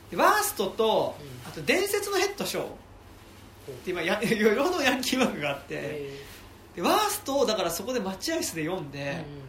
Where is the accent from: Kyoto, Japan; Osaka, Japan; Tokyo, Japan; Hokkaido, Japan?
Tokyo, Japan; Musashino; born or raised there